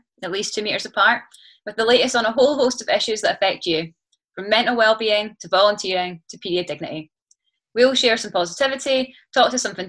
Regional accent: Perth, Scotland, United Kingdom; Of course. … I'm 27 years old and I'm from Perth.

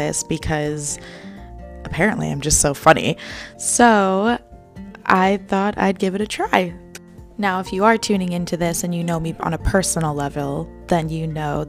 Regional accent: New Jersey, United States; I'm 25 years old and I'm from New Jersey

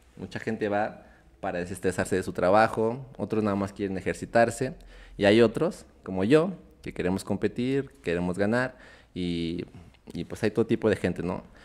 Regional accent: Zacatecas, Mexico; also born or lived in Mexico City / Aguascalientes; Soy eh, originario de la Ciudad de México, pero ya llevo toda mi vida acá en Zacatecas. Algunos años los pasé en Aguascalientes

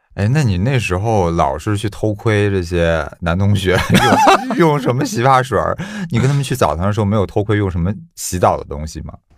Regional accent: China; 我们中国人

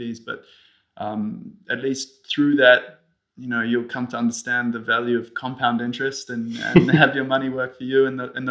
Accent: New Zealand; also born or lived in Switzerland; now in Zurich, Switzerland; I am Swiss, although I grew up in New Zealand.

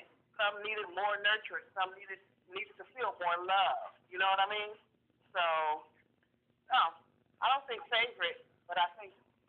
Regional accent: San Francisco, California, United States; moved away; I'm born and raised in San Francisco

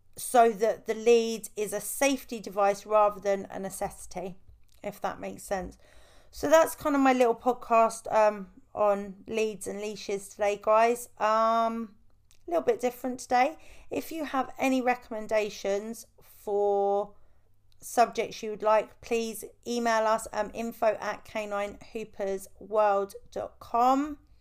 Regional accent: United Kingdom; I am British

